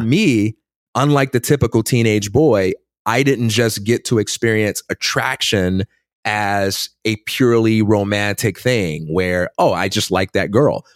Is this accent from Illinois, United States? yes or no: yes; Chicago, Illinois, United States; also born or lived in Westchester, Illinois; I grew up in Chicago, Illinois, and I am the son of a pastor